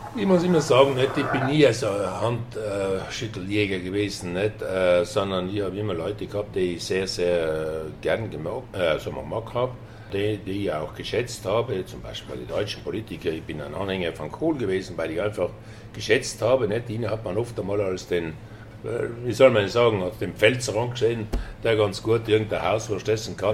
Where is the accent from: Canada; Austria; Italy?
Italy; South Tyrol, Trentino-Alto Adige; in erster Linie bin ich äh, Südtiroler, Tiroler